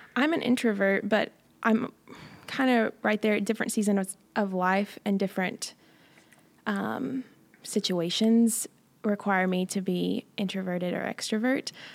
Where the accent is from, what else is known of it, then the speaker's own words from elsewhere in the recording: Johnson City, Tennessee, United States; I'm from Johnson City, Tennessee